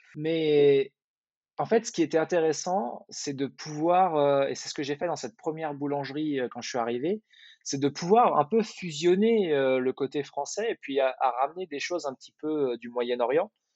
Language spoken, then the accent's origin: French; Val-de-Marne, Paris region, Île-de-France, France; moved away as an adult; also born or lived in Dubai, United Arab Emirates; now in Chicago, United States; Je suis originaire de Paris, ou de la région parisienne. Euh, j'ai grandi dans le Val-de-Marne